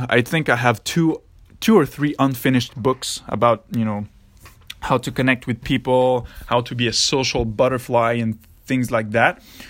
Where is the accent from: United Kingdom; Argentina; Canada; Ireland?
Canada; Montreal, Quebec; I was in a cégep, because I'm from Quebec in Montreal, close to Montreal in Canada.